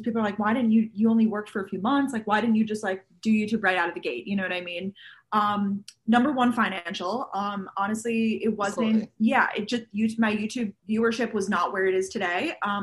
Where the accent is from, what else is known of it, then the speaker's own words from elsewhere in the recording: Long Island, New York, United States; moved away as an adult; also born or lived in Georgia, United States; now in New York City, United States; I am originally from Long Island, New York